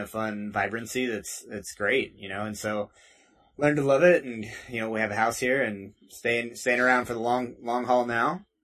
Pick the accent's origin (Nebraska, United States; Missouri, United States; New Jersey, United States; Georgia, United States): Missouri, United States; near Lake of the Ozarks; moved away as an adult; now in Denver, United States; I'm from Missouri originally, kind of uh, by Lake of the Ozarks. Okay. Uh, you've, if you've seen the Netflix show Ozark, that's uh, based off of right around where I grew up.